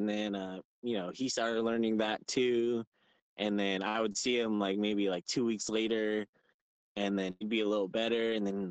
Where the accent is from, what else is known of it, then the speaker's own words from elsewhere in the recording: Fontana, California, United States; Yeah, in California, this city called Fontana. This place was probably about like an hour away from LA.